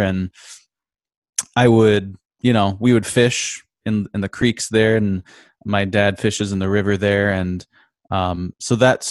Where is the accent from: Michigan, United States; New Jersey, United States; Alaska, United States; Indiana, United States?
Michigan, United States; Grand Rapids; I grew up in a city. You know, I grew up in the second biggest city in Michigan, Grand Rapids, Michigan.